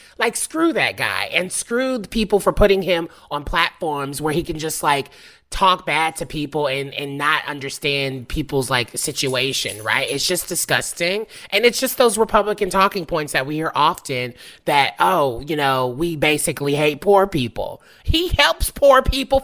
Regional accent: Nashville, Tennessee, United States; I'm from Nashville.

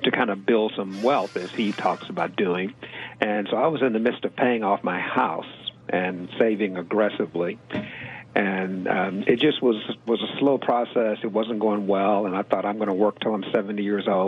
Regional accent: Houston, Texas, United States; I grew up actually in Houston, went through high school, college, everything here

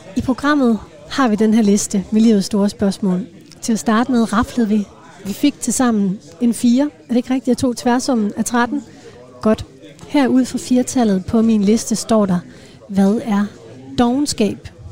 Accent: Denmark

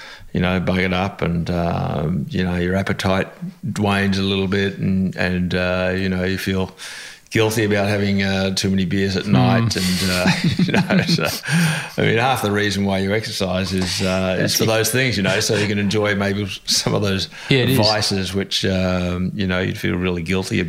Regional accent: Australia; also born or lived in England; I was actually born in England. Not everybody knows that. They assume I was born in Australia. But when I was very young, I came back to Australia with my mother, who was originally Australian.

